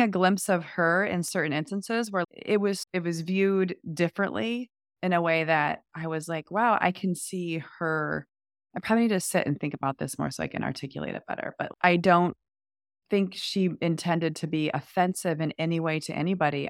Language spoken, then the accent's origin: English; United States; as an American